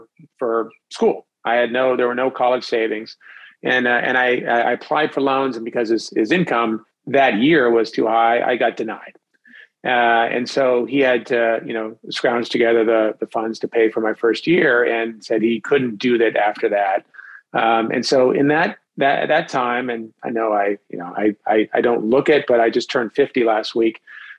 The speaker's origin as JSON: {"language": "English", "region": "Southern California", "country": "United States", "tie": "born or raised there", "said": "I grew up in Southern California."}